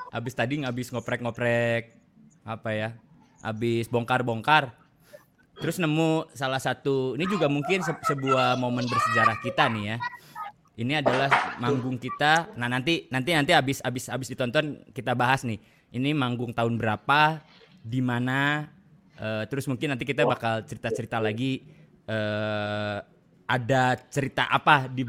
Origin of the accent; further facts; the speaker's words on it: Bandung, West Java, Indonesia; oke kita dari … dari Bandung salam kenal semuanya